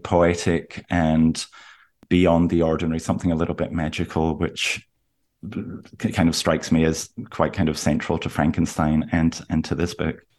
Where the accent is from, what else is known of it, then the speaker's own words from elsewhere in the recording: Aberdeen, Scotland, United Kingdom; moved away; I'm from Aberdeen, where a lot of the book is set, which is northeast Scotland